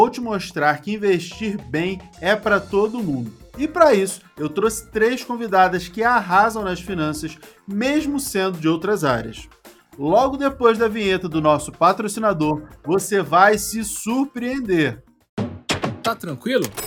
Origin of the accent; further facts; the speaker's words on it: São Paulo, Brazil; eu sou de São Paulo.